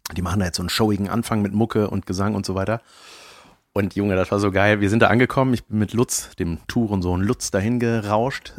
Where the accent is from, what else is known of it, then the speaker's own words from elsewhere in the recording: Buschhoven, North Rhine-Westphalia, Germany; in meinem Ort, wo ich herkomme, Buschhofen